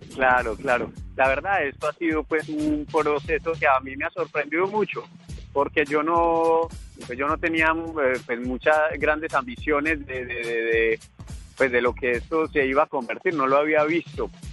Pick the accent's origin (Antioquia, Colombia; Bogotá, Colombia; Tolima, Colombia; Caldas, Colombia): Caldas, Colombia; Manizales; now in Paris, France; soy un emprendedor colombiano